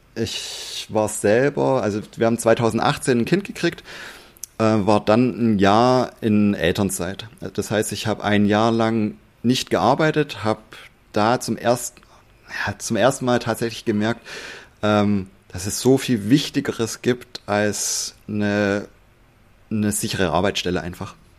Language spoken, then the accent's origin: German; Swabia, Germany; ich bin auch Schwabe